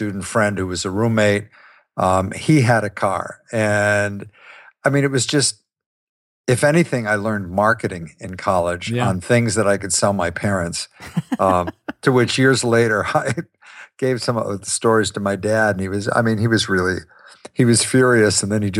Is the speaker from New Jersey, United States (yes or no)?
no; Ohio, United States; I grew up in Ohio.